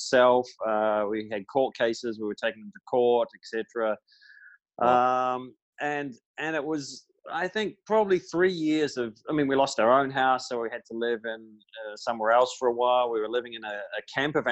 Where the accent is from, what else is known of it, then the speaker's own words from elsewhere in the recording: Christchurch, Canterbury, New Zealand; moved away as an adult; now in Santiago, Chile; Born and raised in New Zealand